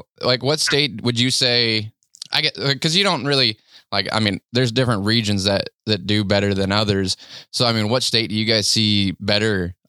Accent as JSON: {"language": "English", "region": "South Dakota", "country": "United States", "tie": "born or raised there", "said": "I was born and raised in South Dakota."}